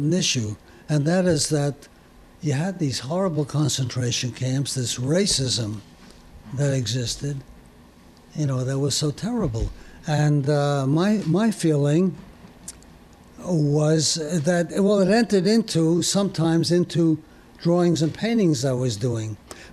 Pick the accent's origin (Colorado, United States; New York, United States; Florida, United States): New York, United States; New York City; also born or lived in Paris, France; I moved to Brooklyn with my parents when I was two